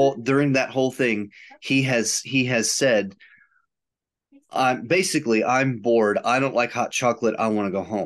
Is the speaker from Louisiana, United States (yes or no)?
no; outside of Chicago, Illinois, United States; I grew up outside of Chicago